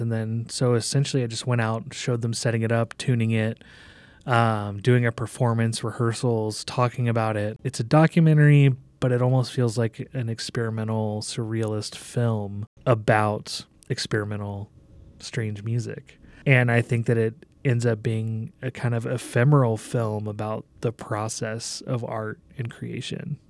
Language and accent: English; Omaha, Nebraska, United States; here in Omaha, in my hometown